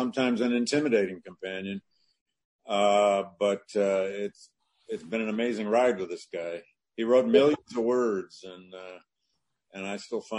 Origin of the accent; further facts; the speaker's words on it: Flint, Michigan, United States; moved away as an adult; my hometown of Flint, Michigan